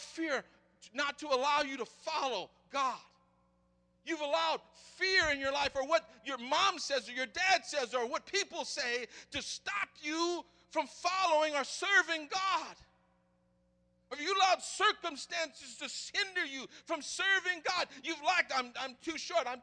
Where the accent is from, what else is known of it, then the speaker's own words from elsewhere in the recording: the South, United States; I'm from the South